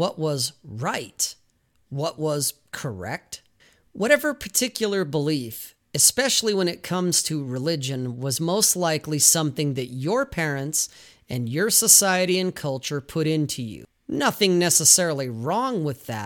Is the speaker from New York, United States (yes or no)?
no; Salt Lake City, Utah, United States; I grew up in Salt Lake City, Utah